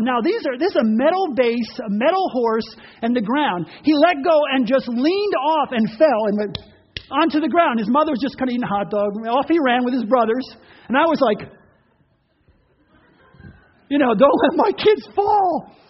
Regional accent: Ocean Grove, New Jersey, United States; Part of my growing up was in Ocean Grove, New Jersey, which bordered on Asbury Park.

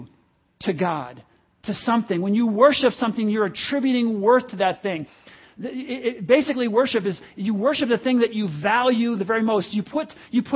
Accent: United States; And I'm one, I like it

